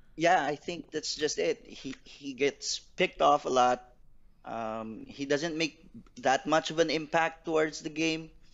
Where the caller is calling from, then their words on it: Philippines; I'm calling from the Philippines